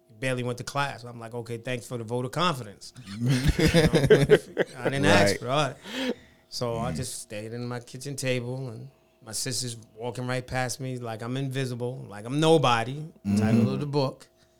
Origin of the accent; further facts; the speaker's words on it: Jersey City, New Jersey, United States; I'm originally from Jersey City, New Jersey.